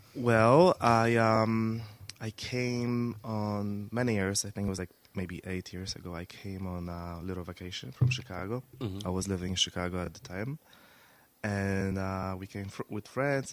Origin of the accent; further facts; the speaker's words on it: Poland; moved away as an adult; now in United States; I was born in Poland, uh-huh. and um, I came to the States in 2008.